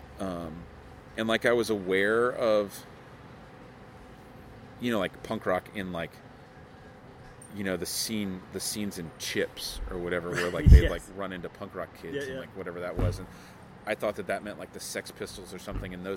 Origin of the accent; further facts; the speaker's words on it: Vero Beach, Florida, United States; I grew up in Vero Beach, which is definitely a retirement community